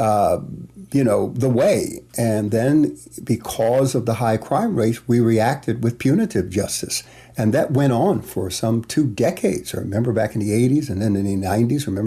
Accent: New York City, New York, United States; I grew up in Bedford-Stuyvesant, Bushwick, Brownsville, East New York

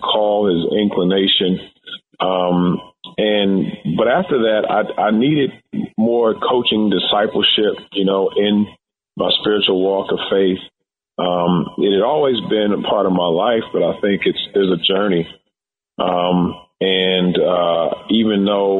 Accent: Louisville, Kentucky, United States; growing up in Louisville, Kentucky

